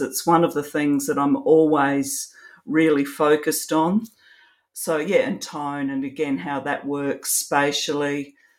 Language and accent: English; Australia; also born or lived in Adelaide, South Australia; I'm an Australian photographer. I live in Adelaide in South Australia.